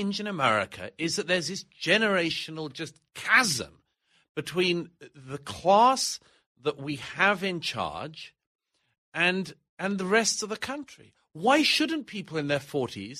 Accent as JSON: {"language": "English", "country": "United Kingdom", "accent": "British", "moved": "yes", "said": "My own country of origin is Great Britain, as you know from my accent"}